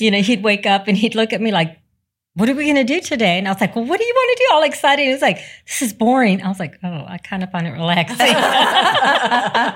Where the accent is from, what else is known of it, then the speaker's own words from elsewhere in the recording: Raymondville, Texas, United States; we were raised in South Texas, uh, Raymondville, Texas, which is close to the Rio Grande Valley